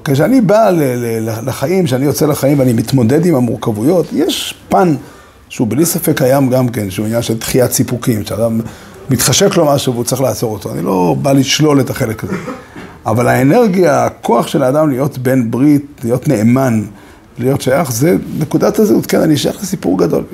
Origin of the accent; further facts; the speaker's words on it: Safed, Northern District, Israel; also born or lived in Ramat Shlomo, Jerusalem; now in Jerusalem, Israel; אני, בתור צפתי